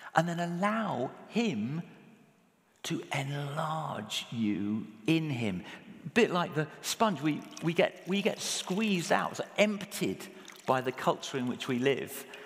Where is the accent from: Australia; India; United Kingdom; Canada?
United Kingdom; England; speaking as an Englishman